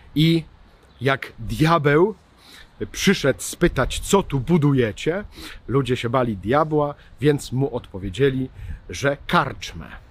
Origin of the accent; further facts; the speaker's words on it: Kielce region, Świętokrzyskie Voivodeship, Poland; ja jestem z Kieleckiego